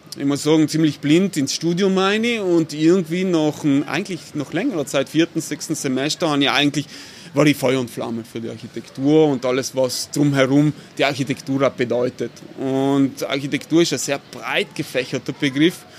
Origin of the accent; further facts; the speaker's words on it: Bolzano, Trentino-Alto Adige, Italy; bin ein gebürtiger Bozner, eigentlich ein Shangayalo, wie man so schön sagt, weil ich komme aus der Peripherie von Bozen